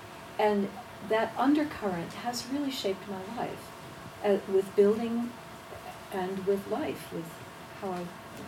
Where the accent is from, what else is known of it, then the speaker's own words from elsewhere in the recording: New England, United States; moved away; And I grew up in the New England woodlands